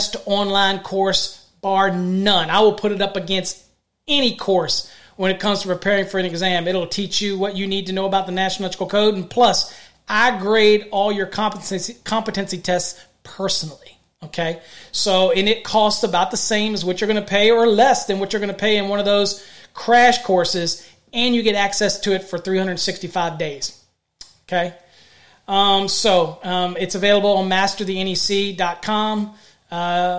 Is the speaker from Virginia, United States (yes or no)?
yes; foothills of the Blue Ridge Mountains, Virginia, United States; moved away as an adult; now in Texas, United States; I'm a Texan with Virginia roots, okay? I grew up in the foothills of the Blue Ridge Mountains